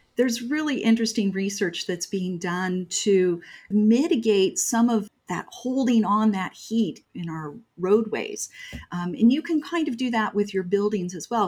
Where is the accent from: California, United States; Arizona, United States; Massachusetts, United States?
Arizona, United States; Mesa; also born or lived in Scottsdale; I'm born and raised here in Arizona, and I grew up in Mesa and Scottsdale